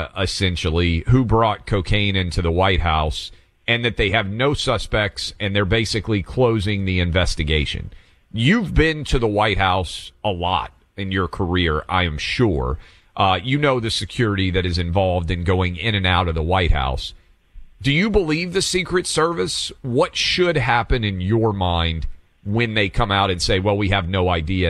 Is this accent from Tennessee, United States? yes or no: yes; Tennessee, United States; my home state of Tennessee.